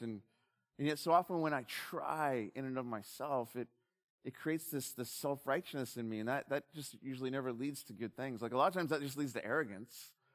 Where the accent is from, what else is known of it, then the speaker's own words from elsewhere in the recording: Southern California, United States; growing up in SoCal